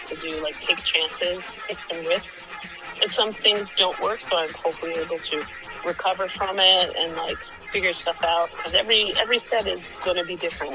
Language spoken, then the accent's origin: English; Midwest, United States; as a Midwesterner